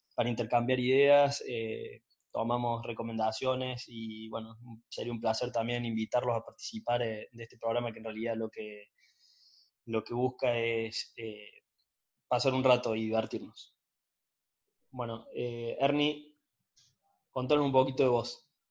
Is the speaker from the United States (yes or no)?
no; Córdoba, Argentina; yo soy el cordobés